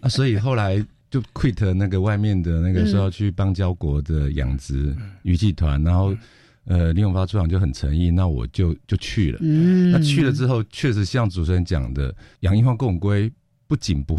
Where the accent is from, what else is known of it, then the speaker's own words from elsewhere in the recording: Taiwan; 因为我们台湾人很聪明嘛